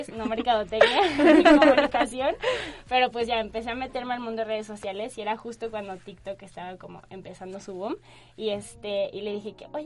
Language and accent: Spanish; Guadalajara, Jalisco, Mexico; now in Mexico City, Mexico; así como lo dijeron. Exactamente, tengo 24 años, soy de Guadalajara y me vine a vivir hace como cuatro meses a la Ciudad de México